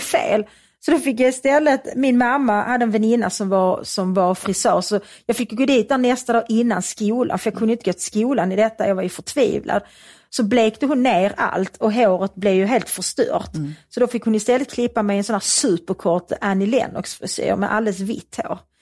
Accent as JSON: {"language": "Swedish", "town": "Svedala", "region": "Skåne", "country": "Sweden", "tie": "born or raised there", "said": "i Svedala där jag växte upp"}